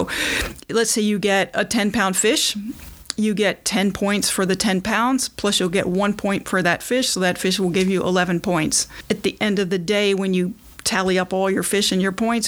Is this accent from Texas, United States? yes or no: no; Watertown, Massachusetts, United States; I'm from Watertown, Mass, and I started spearfishing in 1995.